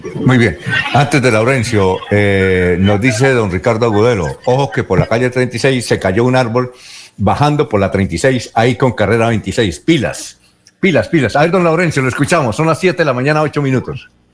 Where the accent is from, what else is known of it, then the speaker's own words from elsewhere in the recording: Barichara, Santander, Colombia; moved away; yo soy de Barichara